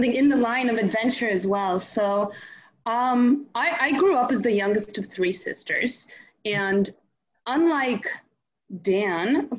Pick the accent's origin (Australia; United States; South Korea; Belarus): Belarus; first language Russian; English is a second language; moved away; I was born in Belarus, so that was my first language.